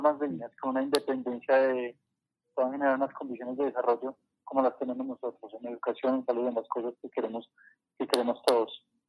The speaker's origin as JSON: {"language": "Spanish", "country": "Colombia", "said": "nosotros también acá, como colombianos"}